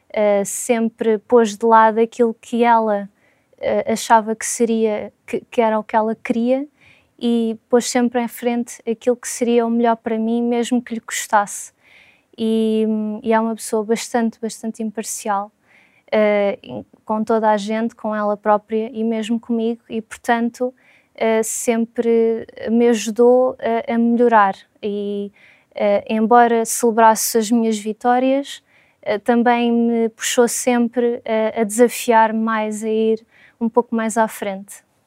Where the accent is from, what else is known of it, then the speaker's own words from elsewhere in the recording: Lisbon, Portugal; sou de Lisboa